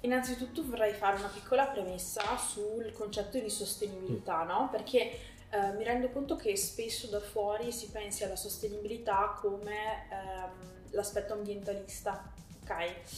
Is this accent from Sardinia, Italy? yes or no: no; Sommacampagna, Veneto, Italy; also born or lived in Parma / Lake Garda; now in Povegliano Veronese, Italy; sono originaria di Somma Campagna